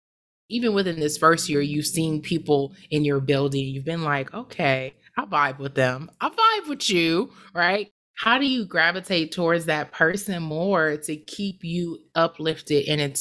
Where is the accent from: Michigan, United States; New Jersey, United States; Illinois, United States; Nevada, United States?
Michigan, United States; Detroit; I grew up in Detroit